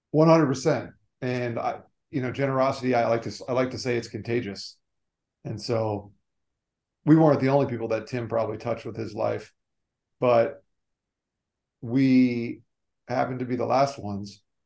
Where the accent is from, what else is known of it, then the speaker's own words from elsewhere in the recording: South Florida, United States; also born or lived in New York; I grew up in South Florida, moved down here when I was three, still live here to this day